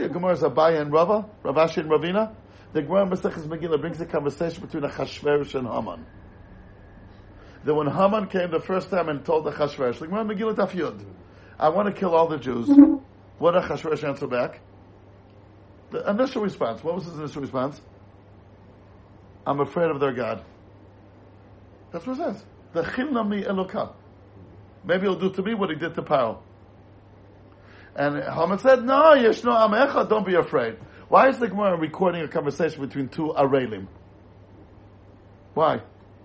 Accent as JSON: {"language": "English", "country": "United States", "said": "As an American"}